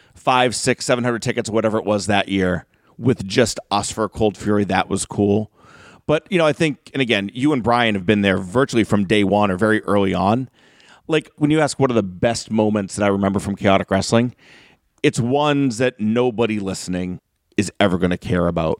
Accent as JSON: {"language": "English", "town": "North Reading", "region": "Massachusetts", "country": "United States", "tie": "born or raised there", "said": "I grew up in North Reading, like one or two towns over from Killer Kowalski's school."}